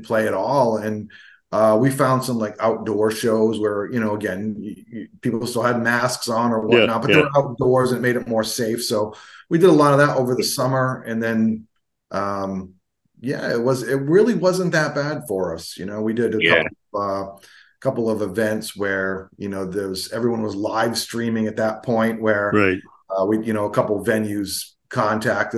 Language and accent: English; Providence, Rhode Island, United States; I'm from the Providence area, Providence, Rhode Island